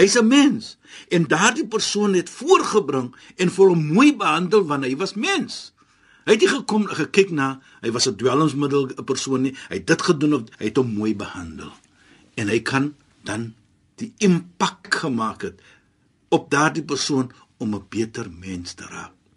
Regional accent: South Africa; ek as 'n Suid-Afrikaner

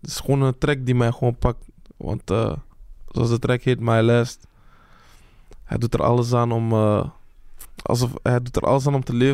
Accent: Belgium; eh, ik ben geboren in België. Ik heb mm Belgische nationaliteit. Mhm. Ik voel me ook Congolees. Dus eh, ik vind het gewoon, het is een mix.

